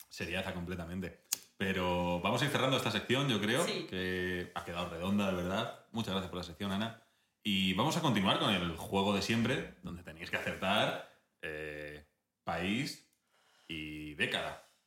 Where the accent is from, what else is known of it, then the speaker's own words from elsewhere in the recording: Madrid, Community of Madrid, Spain; yo soy de Madrid